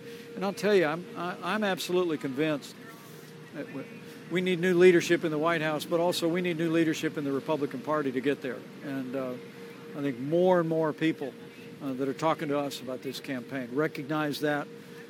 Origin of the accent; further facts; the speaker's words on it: Indiana, United States; You know, we're Hoosiers. We're from Indiana, and frankly, Iowa feels like home.